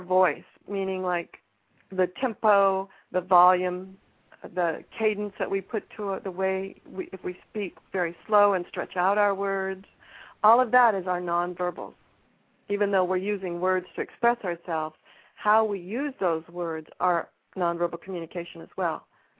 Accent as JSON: {"language": "English", "region": "Pacific Northwest", "country": "United States", "said": "I am from the Pacific Northwest"}